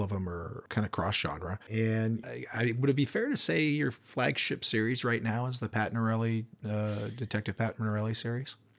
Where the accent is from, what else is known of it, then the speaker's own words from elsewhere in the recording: Spokane, Washington, United States; We're both from Spokane.